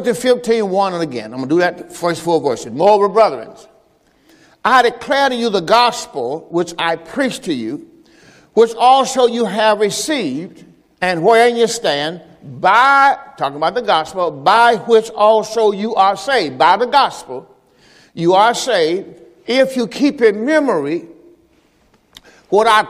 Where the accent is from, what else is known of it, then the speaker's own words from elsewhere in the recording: Mississippi, United States; I'm from the South, from Mississippi, the plantation